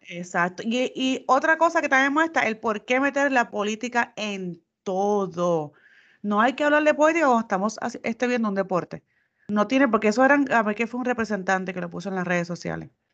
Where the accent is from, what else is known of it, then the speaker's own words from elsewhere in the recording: Puerto Rico; moved away; nosotros los boricuas